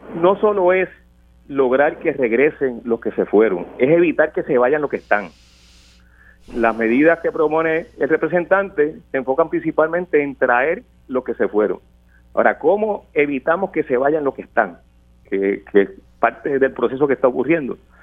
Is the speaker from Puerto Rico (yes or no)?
yes; Puerto Rico; nosotros queremos como puertorriqueños y puertorriqueñas